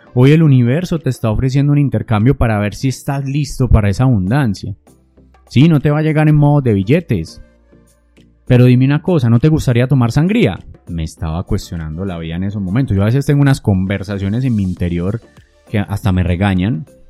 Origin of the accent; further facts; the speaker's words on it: Antioquia, Colombia; Yo soy un colombiano, una persona de Antioquia